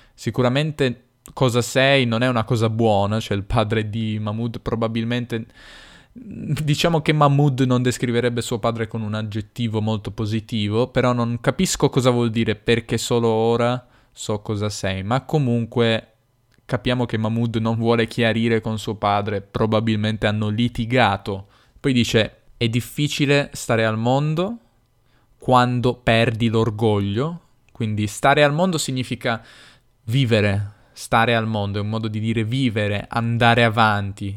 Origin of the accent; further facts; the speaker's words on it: Turin, Piedmont, Italy; accent: Piedmontese, Turinese; il mio accento è piemontese, torinese.